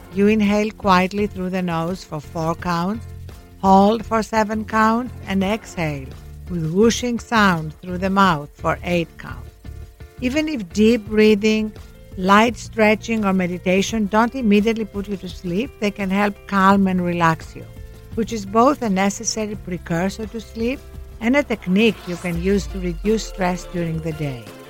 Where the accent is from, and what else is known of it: Greece; born or raised there; moved away